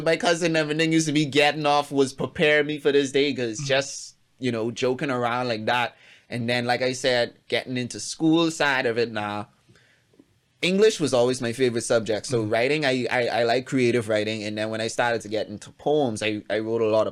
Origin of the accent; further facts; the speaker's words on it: Bahamas; I'm from Abaco